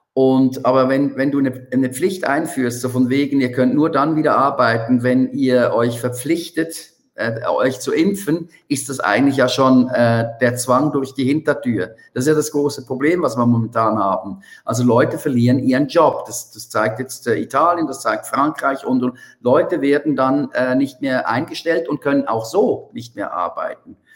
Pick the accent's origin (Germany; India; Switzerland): Switzerland; bei uns in der Schweiz